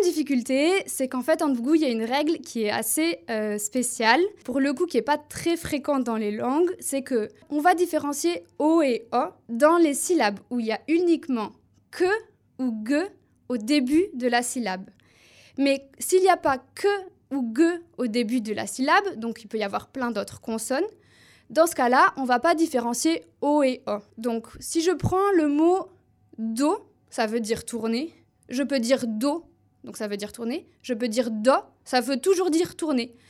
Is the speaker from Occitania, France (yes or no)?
yes; Toulouse, Occitania, France; accent: southern French; first language French; j'ai appris le français du sud de la France, parce que je suis originaire de Toulouse.